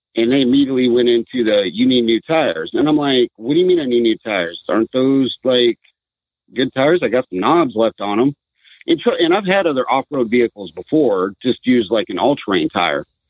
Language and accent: English; Southern California, United States; moved away as an adult; now in Washington, United States; I'm originally from Southern California.